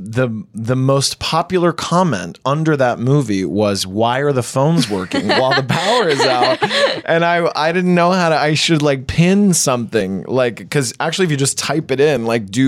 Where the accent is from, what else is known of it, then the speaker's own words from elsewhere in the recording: United States; we're Colombian American, but we grew up here in the States